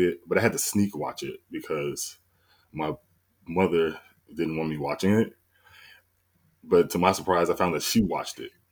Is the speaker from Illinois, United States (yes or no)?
yes; south suburbs of Chicago, Illinois, United States; I'm from, you know, right outside Chicago, the south suburbs